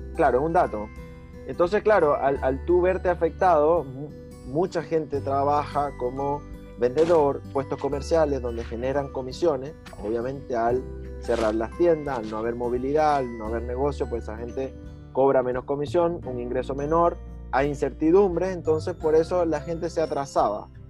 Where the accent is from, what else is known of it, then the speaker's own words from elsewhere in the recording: Venezuela; moved away as an adult; now in Chile; no soy chileno, efectivamente, soy venezolano, ya estoy a punto de cumplir cinco años acá en Chile